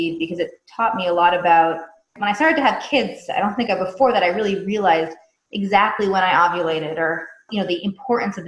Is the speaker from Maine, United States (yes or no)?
yes; York, Maine, United States; moved away as an adult; also born or lived in Israel; now in Los Angeles, United States; I'm originally from a small town in Maine called York. I grew up there